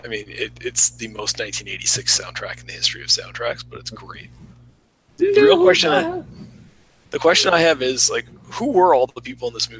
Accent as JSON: {"language": "English", "country": "Canada"}